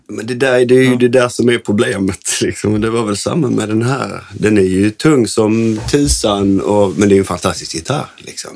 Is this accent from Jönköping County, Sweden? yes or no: no; Landskrona, Skåne, Sweden; vi är uppvuxna i ja. Landskrona.